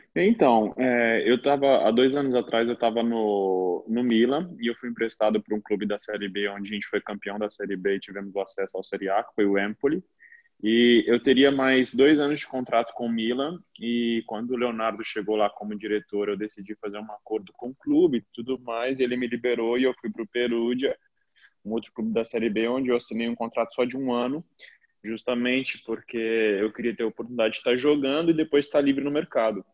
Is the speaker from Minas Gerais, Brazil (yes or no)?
yes; Minas Gerais, Brazil; moved away as an adult; now in Italy; Eu me lembro da época lá na cidade onde eu nasci, na Minas Gerais, eu brincando com meus primos